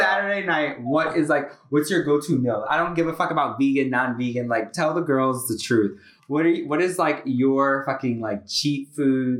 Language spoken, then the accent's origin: English; Connecticut, United States; I'm from Connecticut